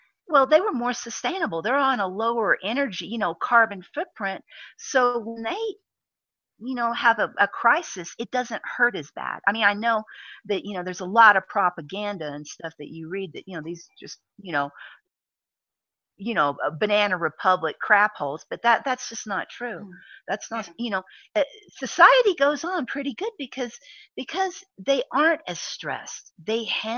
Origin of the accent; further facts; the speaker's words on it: Texas, United States; I'm a Texan